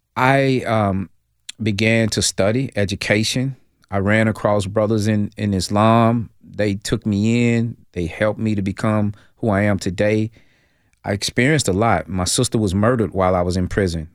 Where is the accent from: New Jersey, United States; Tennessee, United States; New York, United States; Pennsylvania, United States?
Tennessee, United States; Nashville; I'm originally from Nashville, Tennessee, South Nashville, migrated to Northeast Nashville